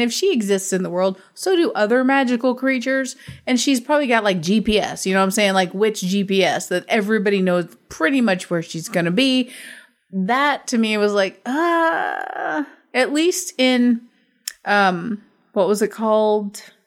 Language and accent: English; United States; I'm from America